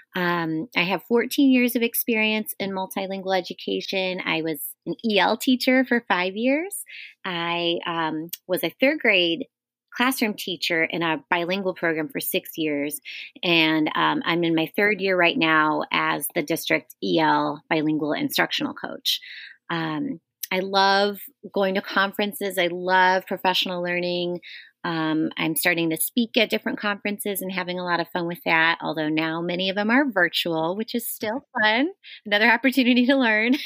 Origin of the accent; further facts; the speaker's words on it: Chicago, Illinois, United States; I grew up in Lincoln Square in Chicago